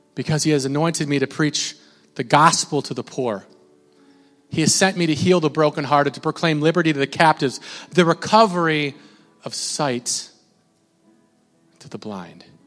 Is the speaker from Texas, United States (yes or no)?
no; Minnesota, United States; I'm from Minnesota